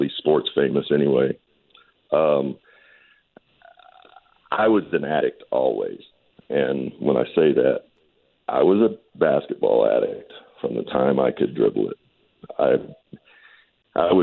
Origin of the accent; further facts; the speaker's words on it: Owensboro, Kentucky, United States; We're both from Owensboro